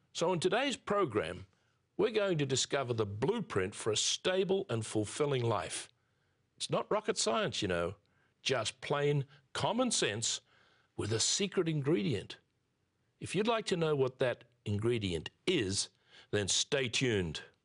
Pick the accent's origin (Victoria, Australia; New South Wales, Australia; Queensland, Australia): New South Wales, Australia; near Sydney; I was born near Sydney, Australia, soon after the Second World War.